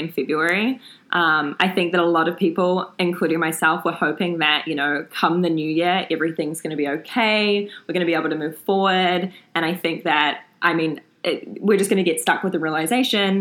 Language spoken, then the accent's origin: English; New Zealand; now in Canada; I'm from New Zealand.